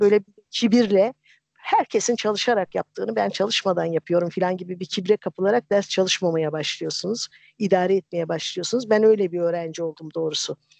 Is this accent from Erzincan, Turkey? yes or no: yes; a village in Erzincan, Turkey; moved away; Erzincan'ın bir köyünde büyüdüm